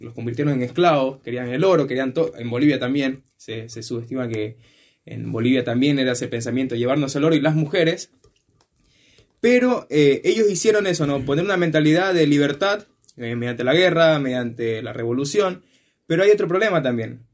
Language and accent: Spanish; Ecuador; now in Argentina; yo vengo de Ecuador